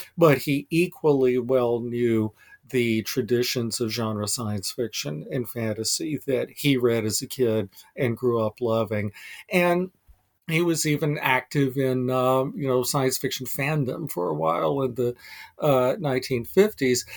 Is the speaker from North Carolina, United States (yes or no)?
yes; North Carolina, United States; now in Vermont, United States; I'm a transplanted Southerner. I was born and raised in North Carolina